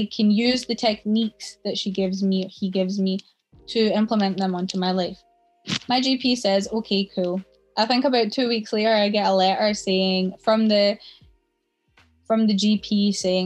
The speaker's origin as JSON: {"language": "English", "region": "South India", "country": "India", "tie": "born or raised there", "moved": "yes", "said": "I was born in India"}